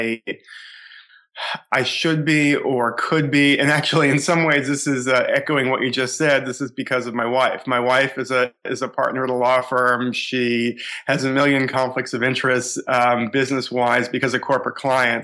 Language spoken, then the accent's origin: English; Boston, Massachusetts, United States; I grew up in the Boston area, suburban Boston.